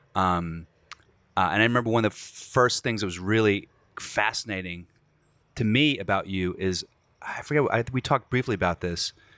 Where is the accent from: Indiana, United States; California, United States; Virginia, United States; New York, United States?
Virginia, United States; I'm from Virginia